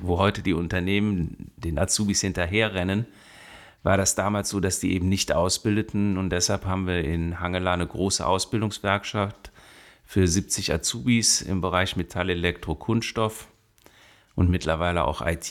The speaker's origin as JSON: {"language": "German", "town": "Bonn", "region": "North Rhine-Westphalia", "country": "Germany", "tie": "born or raised there", "also_born_or_lived": "Bielefeld / Cologne / Siegburg", "said": "ich bin in Bonn groß geworden. Ich bin auf dem Venusberg geboren worden, in Röttgen dann gewohnt."}